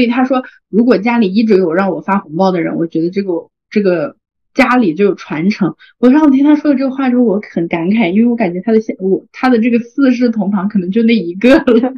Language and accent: Chinese; China; 因为在我们中国人的传统观念里面